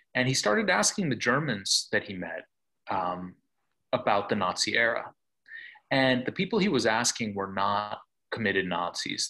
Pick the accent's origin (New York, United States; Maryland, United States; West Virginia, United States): New York, United States; Buffalo; I grew up in Buffalo, uh, New York